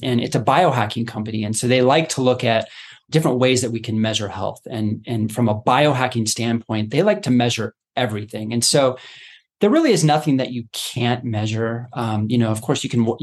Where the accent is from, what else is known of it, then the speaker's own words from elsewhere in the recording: Boulder, Colorado, United States; I grew up in Colorado, you know, Boulder area, going to Red Rocks Amphitheater